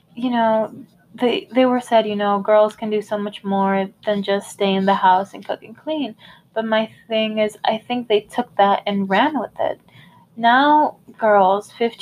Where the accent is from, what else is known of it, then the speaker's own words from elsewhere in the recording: United States; I was born here in the United States. Like, I have Hispanic parents